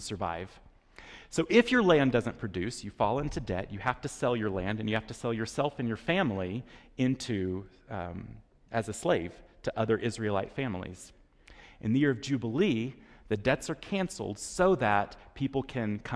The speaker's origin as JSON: {"language": "English", "region": "Texas", "country": "United States", "tie": "born or raised there", "moved": "yes", "said": "When I was a child growing up in Texas"}